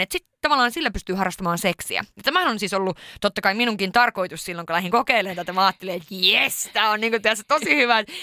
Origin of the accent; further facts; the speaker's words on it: Sweden; moved away; mä oon syntynyt Ruotsissa